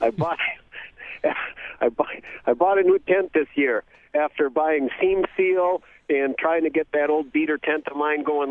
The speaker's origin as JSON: {"language": "English", "town": "Green Bay", "region": "Wisconsin", "country": "United States", "tie": "born or raised there", "said": "as a kid growing up in Green Bay"}